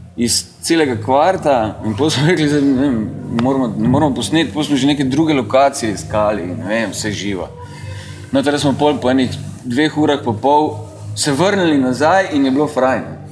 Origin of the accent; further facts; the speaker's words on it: Maribor, Drava, Slovenia; moved away as an adult; also born or lived in Ljubljana; Maribor je uh, moj rojstni kraj in v Mariboru sem preživel teh svojih 19 let